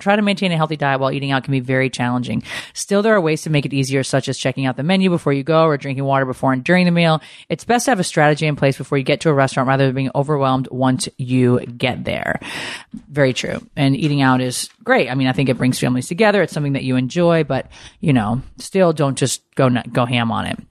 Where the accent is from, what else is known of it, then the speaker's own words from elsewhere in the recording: Connecticut, United States; growing up in Connecticut